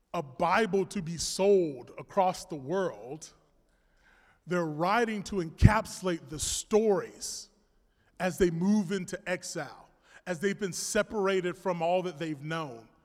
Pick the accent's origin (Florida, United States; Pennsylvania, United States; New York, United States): Florida, United States; I'm a Florida man